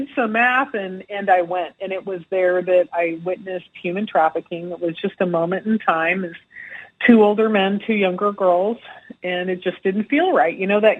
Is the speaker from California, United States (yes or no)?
yes; California, United States; also born or lived in Arizona; Well, I grew up in a little all over the place. My dad was a Navy pilot, so I traveled around a little bit as a young child and spent most of my younger days in California and Arizona.